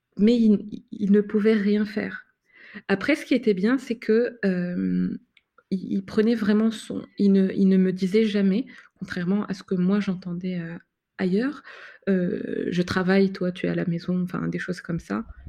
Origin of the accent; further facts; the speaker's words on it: Morocco; now in France; dans mon pays d'origine